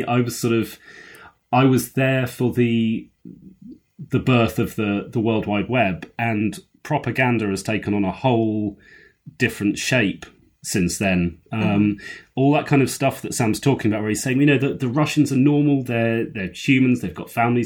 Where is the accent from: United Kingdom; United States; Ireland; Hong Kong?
United Kingdom; I'm young enough and British enough